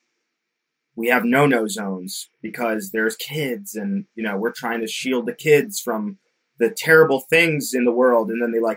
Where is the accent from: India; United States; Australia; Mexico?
United States; Connecticut; I'm from Connecticut